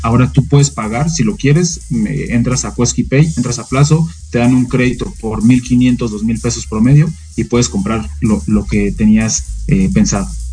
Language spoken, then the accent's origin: Spanish; Mexico